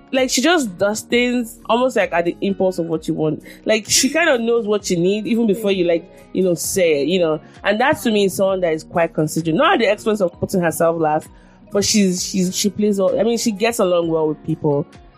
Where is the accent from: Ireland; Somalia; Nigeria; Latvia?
Nigeria; I mean, I think being born a Nigerian and the experiences I've had as a Nigerian has been one of the greatest blessings of my life.